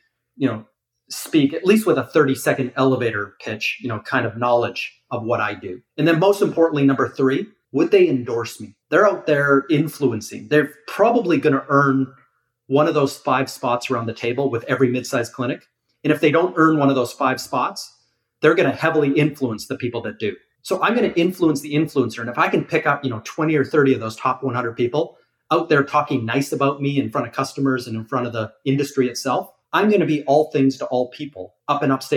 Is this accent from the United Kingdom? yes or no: no; Calgary, Alberta, Canada; moved away as an adult; also born or lived in Toronto, Canada; now in Miami, United States; I grew up in Calgary